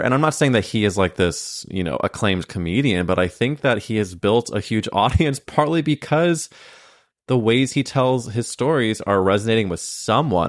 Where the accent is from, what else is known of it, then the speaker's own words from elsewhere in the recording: Midwest, United States; moved away; I came from a very conservative place when you really look at it, it came from the Midwest